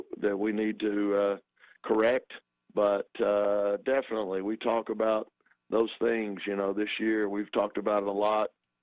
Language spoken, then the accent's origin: English; Texas, United States; moved away; I grew up in Texas.